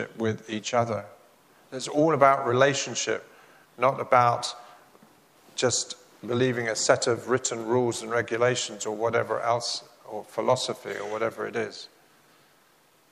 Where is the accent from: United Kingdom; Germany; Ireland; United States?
United Kingdom; England; As an Englishman